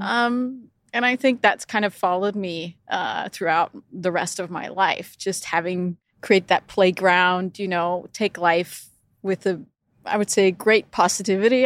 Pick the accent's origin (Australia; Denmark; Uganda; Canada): Denmark; moved away as an adult; also born or lived in Europe / United States / Middle East; growing up in Denmark is very free